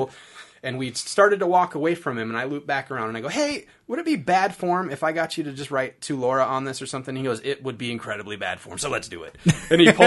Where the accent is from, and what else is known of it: Iowa, United States